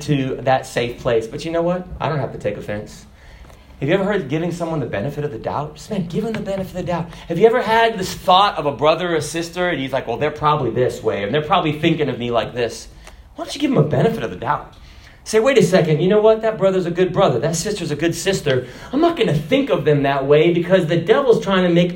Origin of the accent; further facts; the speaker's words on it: Kenya; the person from Kenya. That's me. I was born in Kenya